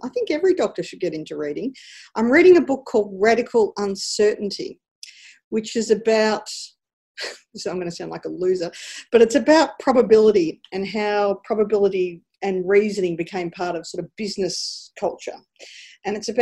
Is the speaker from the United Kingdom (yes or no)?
no; Ararat, Victoria, Australia; moved away as an adult; also born or lived in Ballarat, Australia; So I was born in Ballarat because my mother had preeclampsia, but I grew up my entire life in a small country town called Ararat.